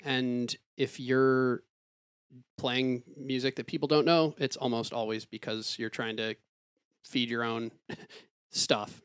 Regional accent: Ann Arbor, Michigan, United States; moved away; also born or lived in Detroit / Pittsburgh; growing up in Ann Arbor

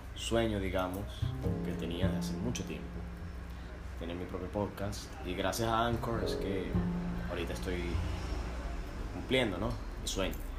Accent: Venezuela; moved away as an adult; now in Argentina; soy venezolano y vivo en Argentina

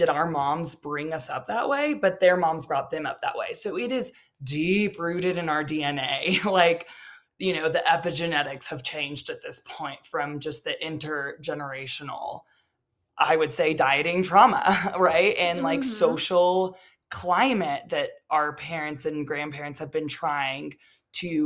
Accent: Texas, United States; now in Colorado, United States; I'm from Texas

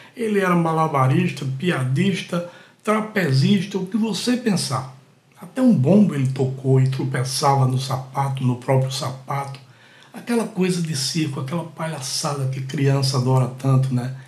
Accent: Catende, Pernambuco, Brazil; now in Recife, Brazil; Catende, uma cidadezinha que fica a 130 quilômetros aqui de Recife, que é a cidade onde eu nasci. Eu nasci em Catende, sou catendense.

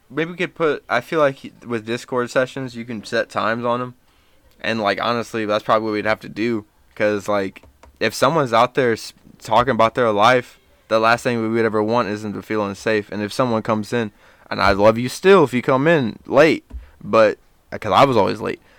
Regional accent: Dayton, Ohio, United States; I was born in Dayton. Um, I lived here until I was, um, seven.

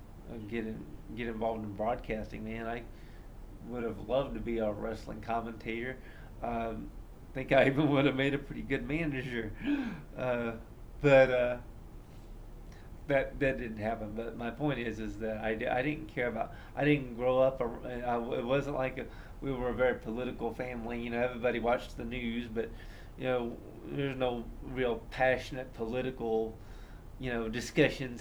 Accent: Columbus, Indiana, United States; I grew up in Columbus, Indiana, which is, not too far from Indianapolis

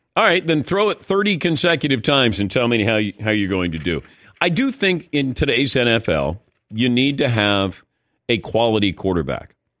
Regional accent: Cincinnati, Ohio, United States; I'm from Cincinnati

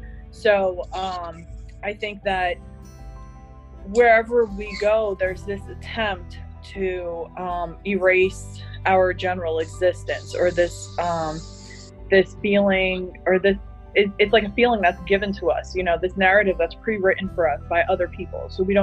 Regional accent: Palestine; So when I say I'm Palestinian or I'm from Palestine, they either are just confused and they say, what is that?

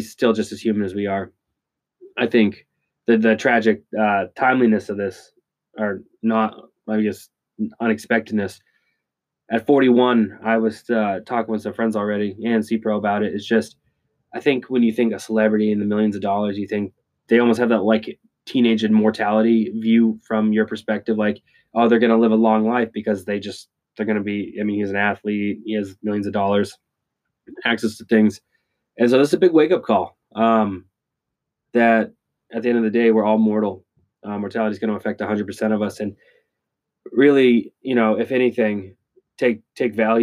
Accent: New England, United States; I grew up in New England

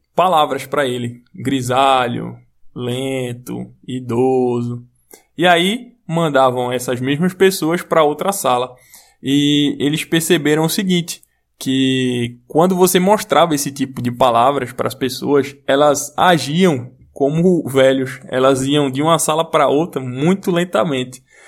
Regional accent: Brazil; eu sou brasileiro

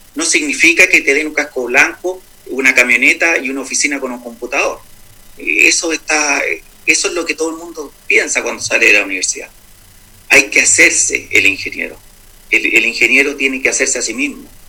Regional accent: Santiago, Santiago Metropolitan Region, Chile; moved away as an adult; also born or lived in Peru / United States / Atacama; now in Copiapó, Chile; nací en Santiago, estudié mi enseñanza básica y la enseñanza media eh, allí en Santiago

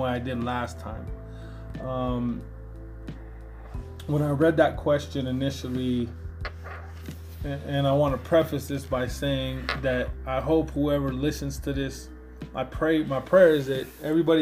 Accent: Denver, Colorado, United States; I grew up in North Denver

